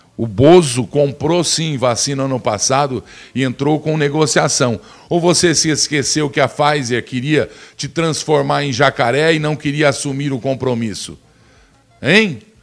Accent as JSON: {"language": "Portuguese", "country": "Brazil", "said": "nós somos brasileiros"}